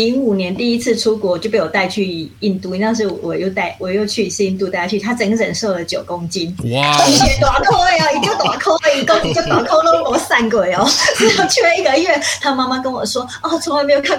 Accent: Taiwan; first language Hakka; 我在有读幼稚园以前，我不会讲所谓的华语，我只会讲客语跟跟台语。

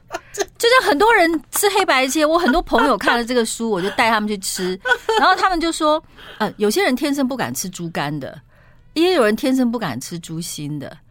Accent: Tainan, Taiwan; born there; 我我是在台南出生的嘛，半个台南人

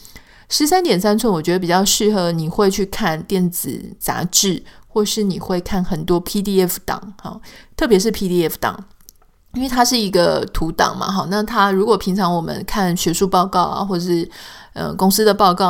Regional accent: Taiwan; now in California, United States; 那我自己特别是这样嘛，我们从这个台湾搬到了加州。

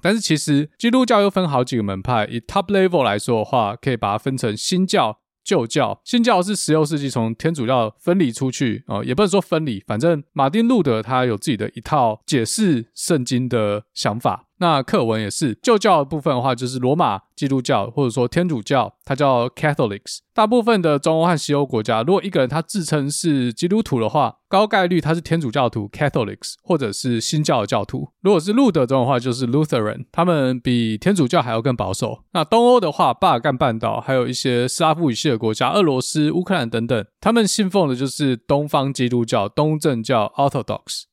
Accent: Yunlin County, Taiwan; 就是真的很像我小时候在云林看到那种牛车

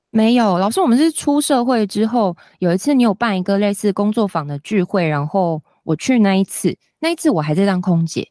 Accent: Kaohsiung, Taiwan; 我是高雄人，所以一开始我回高雄工作

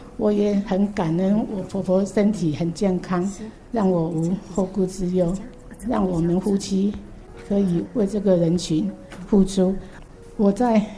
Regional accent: Penghu County, Taiwan; moved away as an adult; now in Kaohsiung, Taiwan; 哎，我出生在澎湖，

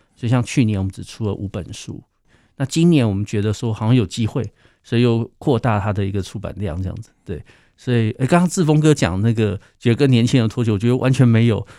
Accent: Taiwan; 我自己的台语其实并不好

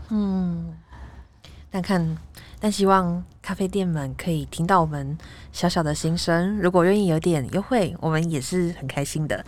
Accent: Taiwan; 我们台湾人的心中有一个这么有重要的地位

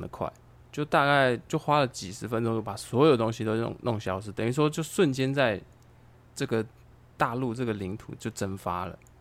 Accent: Taiwan; also born or lived in China; 其实我们台湾人在外面

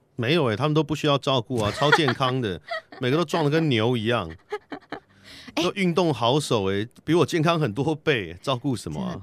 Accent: Taiwan; 那我自嗯己哼是出生在台湾，生长在台湾，但是我们家是汉人，并不是蒙古人

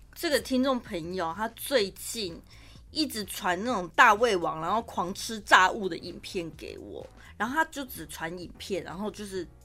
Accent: Taichung, Taiwan; 身为台中人，我长这么大

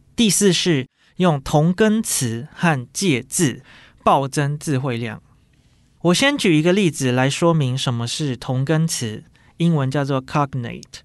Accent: Taiwan; 我们台湾人

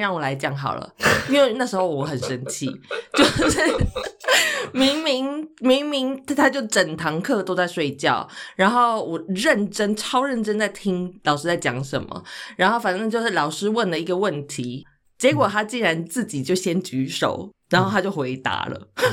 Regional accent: Taichung, Taiwan; 小时候跟外公外婆住，然后后来搬回大城市的时候，我也是，台中也是一个大城市啦

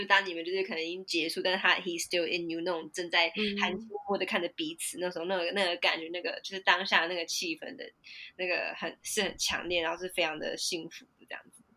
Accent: Taiwan; moved away as an adult; now in United Kingdom; 我是台湾人

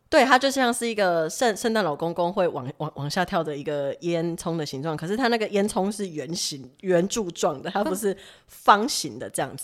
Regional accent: Taiwan; 也不是我们台湾人会喝那种手，手摇饮什么之类

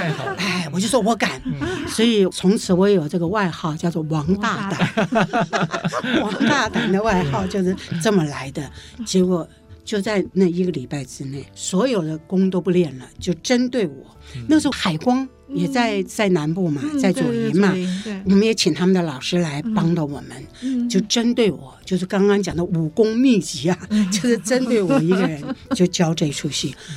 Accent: Henan, China; 但是我们河南人呢，夸奖人就一个字。中

